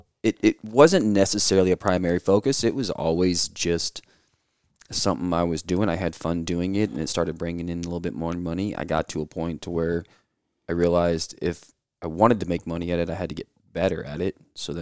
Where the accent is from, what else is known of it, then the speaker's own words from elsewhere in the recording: Illinois, United States; moved away; Originally in Illinois. We kind of moved around a whole lot.